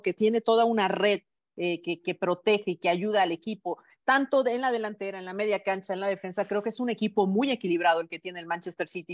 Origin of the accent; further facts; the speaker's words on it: Mexico; todos como mexicanos